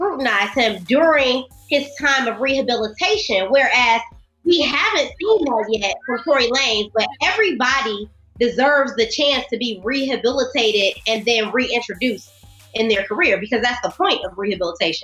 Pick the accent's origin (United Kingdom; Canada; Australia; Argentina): Canada; I'm a Canadian citizen